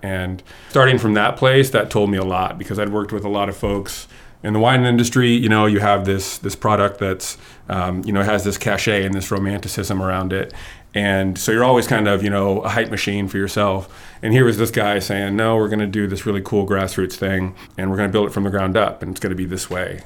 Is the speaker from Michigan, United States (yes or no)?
no; Kansas, United States; moved away as an adult; also born or lived in Eastern Washington; I grew up in Kansas